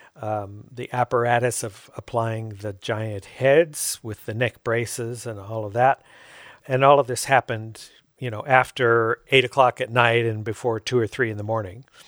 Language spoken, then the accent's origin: English; Fullerton, California, United States; I grew up in Fullerton. We could see the fireworks from our porch at home.